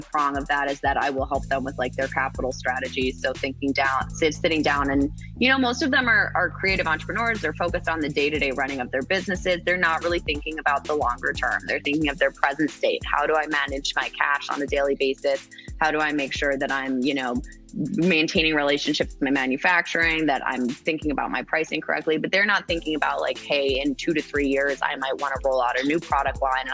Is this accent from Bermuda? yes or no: yes; Bermuda; I was raised in Bermuda. Like I am multi-generation Bermudian.